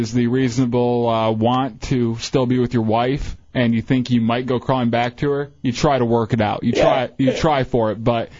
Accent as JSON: {"language": "English", "area": "Fall River", "region": "Michigan", "country": "United States", "tie": "born or raised there", "moved": "yes", "said": "I grew up in Fall River, Michigan"}